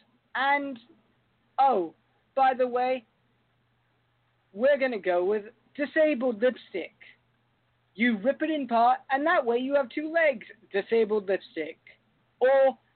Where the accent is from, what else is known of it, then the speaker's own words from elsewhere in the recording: London, United Kingdom; In my home country of London